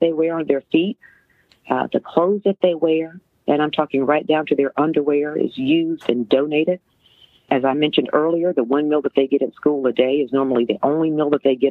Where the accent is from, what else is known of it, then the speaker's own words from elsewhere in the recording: Mississippi, United States; accent: Southern; I am a Southern girl, if you haven't picked that up, born and raised in Mississippi